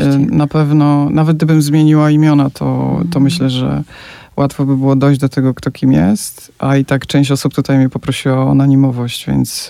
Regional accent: Poland; now in Faroe Islands; jestem gdzieś tam z Polski, z dalekiego kraju

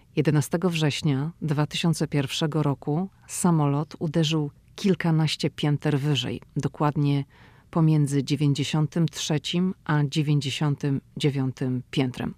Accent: Szczecin, West Pomeranian Voivodeship, Poland; moved away as an adult; now in Washington, United States; dziewczyna ze Szczecina, która wylądowała w Waszyngtonie.

